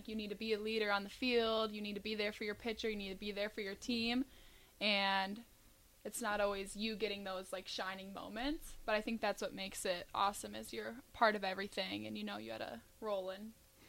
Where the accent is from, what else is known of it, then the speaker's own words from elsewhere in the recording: Minnesota, United States; I'm from Minnesota. I am also a sophomore.